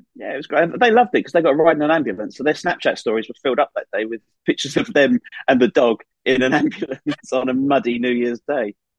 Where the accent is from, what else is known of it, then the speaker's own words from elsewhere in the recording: Essex, East of England, United Kingdom; moved away as an adult; also born or lived in Surrey; now in Northumberland, United Kingdom; I'm from Essex